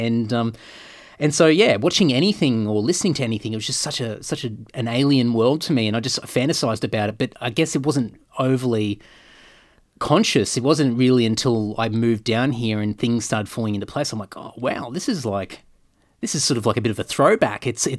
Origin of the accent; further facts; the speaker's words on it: Brisbane, Queensland, Australia; And growing up in Brisbane, but like a lot of my childhood was regional Queensland, so I grew up in a lot of country towns and sort of moved around the place